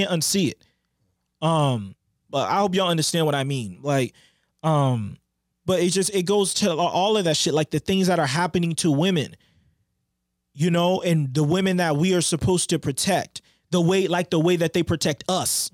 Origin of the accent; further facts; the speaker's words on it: Boston, Massachusetts, United States; we're from Boston